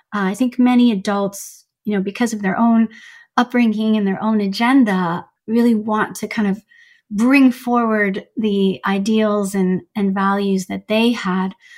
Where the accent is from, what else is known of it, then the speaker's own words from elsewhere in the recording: Canada; also born or lived in Iran; I immigrated from Iran to Canada to be with my mom at age seven